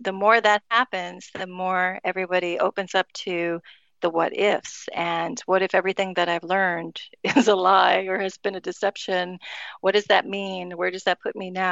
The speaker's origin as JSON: {"language": "English", "town": "Miami", "region": "Florida", "country": "United States", "tie": "born or raised there", "said": "we grew up with here in Miami"}